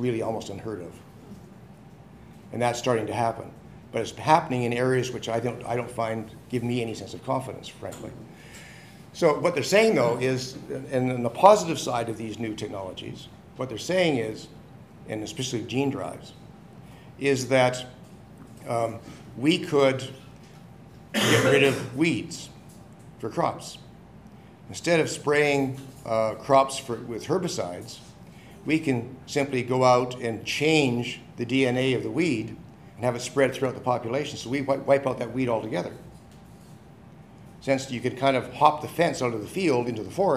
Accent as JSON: {"language": "English", "town": "Winnipeg", "region": "Manitoba", "country": "Canada", "said": "I come from Winnipeg in Canada"}